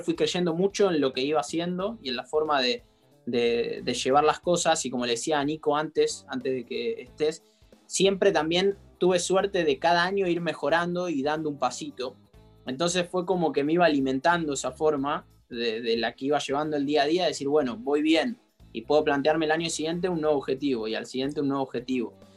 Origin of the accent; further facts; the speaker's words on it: Argentina; en el momento que yo era chico y siendo argentino